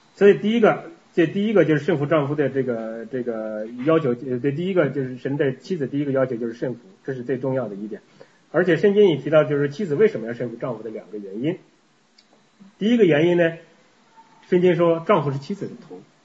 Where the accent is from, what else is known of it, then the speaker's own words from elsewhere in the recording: China; moved away as an adult; now in Canada; 我们这个从大陆来的，特别是像我们这个比较老一点儿的，结婚早一点的